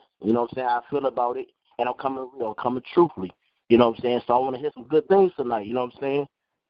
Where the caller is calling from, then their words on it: Iowa, United States; I'm calling from Iowa.